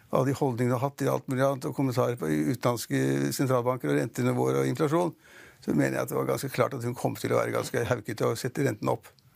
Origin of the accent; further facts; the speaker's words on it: Norway; Vi nordmenn er ikke sånn veldig liksom, reiser i morgen